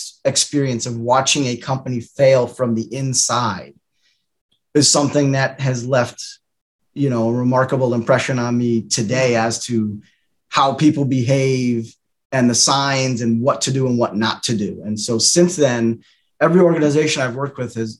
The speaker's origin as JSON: {"language": "English", "town": "Windsor", "region": "Connecticut", "country": "United States", "tie": "born or raised there", "said": "I was born and raised in Windsor, Connecticut"}